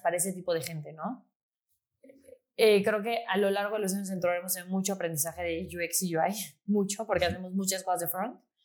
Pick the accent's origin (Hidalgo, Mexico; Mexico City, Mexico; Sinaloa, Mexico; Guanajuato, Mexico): Mexico City, Mexico; yo soy de Ciudad de México